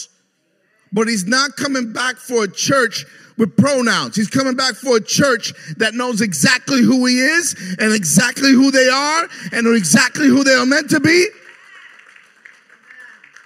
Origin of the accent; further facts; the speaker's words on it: New York City, New York, United States; moved away; I grew up in New York City in the Bronx